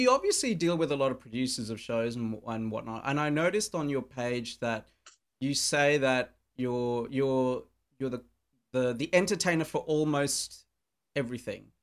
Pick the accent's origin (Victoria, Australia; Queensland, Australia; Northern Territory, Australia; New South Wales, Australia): Northern Territory, Australia; Darwin; And my worst gig has been in my hometown of Darwin.